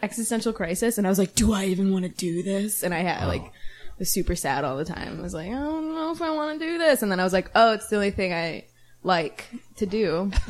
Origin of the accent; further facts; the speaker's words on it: Chicago Ridge, Illinois, United States; now in Chicago, United States; I'm from the south suburbs of Chicago, so southwest suburbs. Local. Chicago Ridge is the name of the suburb that I grew up in. It's right around Oak Lawn and Palos Heights